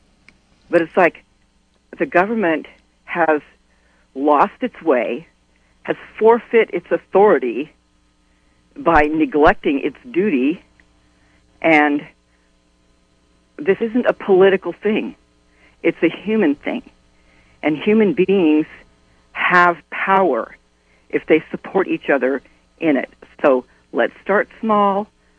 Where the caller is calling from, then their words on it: Albion, United States; from Albion.